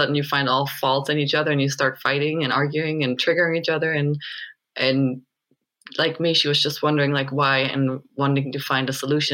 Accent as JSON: {"language": "English", "country": "Germany", "tie": "born or raised there", "moved": "as an adult", "lives_now": "Sedona, United States", "said": "I grew up in Germany until my mid-20s, and then I came to the States, and I've ended up in Sedona now"}